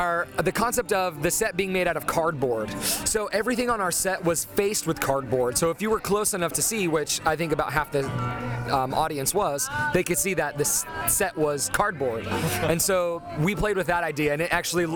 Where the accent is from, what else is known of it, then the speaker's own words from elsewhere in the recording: American Fork, Utah, United States; I went to high school at American Fork High School. Proud to be a caveman.